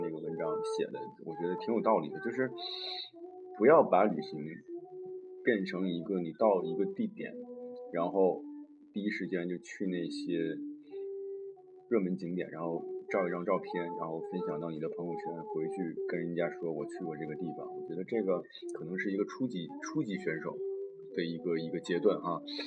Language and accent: Chinese; China; moved away as an adult; 我是都这么大年纪才第一次离开我们伟大的祖国